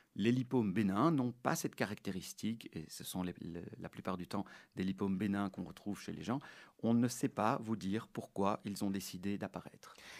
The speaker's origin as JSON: {"language": "French", "town": "Brussels", "region": "Brussels-Capital Region", "country": "Belgium", "tie": "born or raised there", "said": "je suis né en 1976 à Bruxelles de parents qui sont russes"}